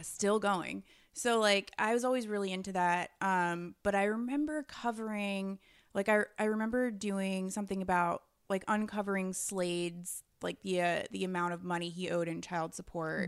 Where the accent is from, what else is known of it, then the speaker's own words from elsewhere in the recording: New York, United States; as a New Yorker